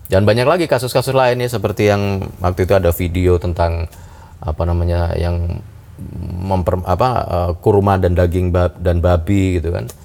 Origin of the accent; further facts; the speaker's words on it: Bali, Indonesia; ya sudah tahu saya orang Bali kenapa orang Hindu kenapa saya dikasih daging sapi gitu ya